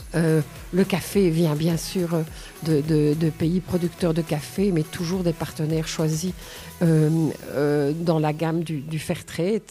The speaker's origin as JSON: {"language": "French", "town": "Nivelles", "region": "Wallonia", "country": "Belgium", "tie": "born or raised there", "also_born_or_lived": "Bornival", "said": "je suis nivelloise depuis toujours. Euh, j'habite Bornival depuis 40 ans."}